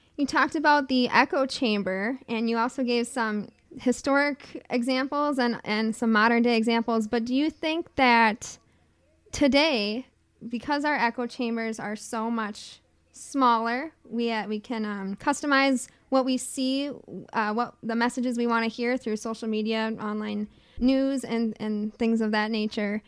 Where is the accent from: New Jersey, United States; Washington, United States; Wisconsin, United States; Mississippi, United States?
Wisconsin, United States; Chippewa Falls; now in Madison, United States; I was born and raised, um, in northern central Wisconsin